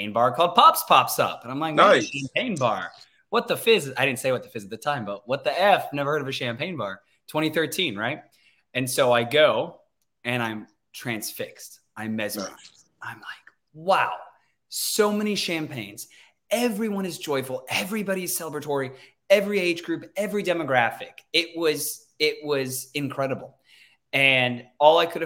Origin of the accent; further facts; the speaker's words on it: Sacramento, California, United States; also born or lived in Cleveland, Ohio; born and raised in Sacramento